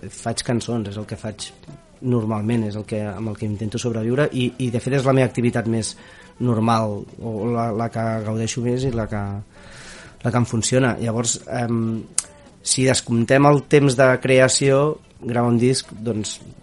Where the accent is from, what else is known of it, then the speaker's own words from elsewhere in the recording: Barcelona, Catalonia, Spain; jo sóc de Sants